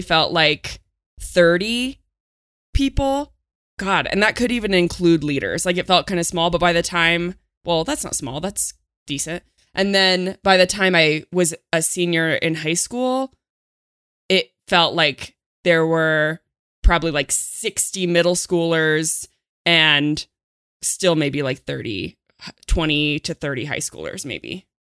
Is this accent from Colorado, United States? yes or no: yes; a farm town near Denver, Colorado, United States; all the churches in my hometown were uh, had a lotta, uh, old people 'cause I was in a farm town